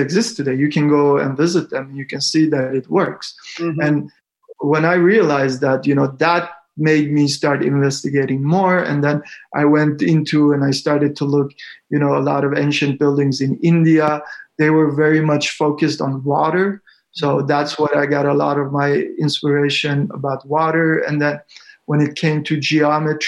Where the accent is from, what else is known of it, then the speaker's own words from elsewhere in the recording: Iran; moved away; I was born in Iran